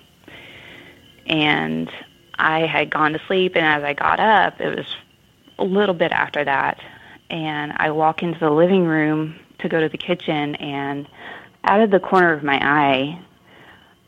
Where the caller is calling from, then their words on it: Cumming, Georgia, United States; I'm calling from Cumming, Georgia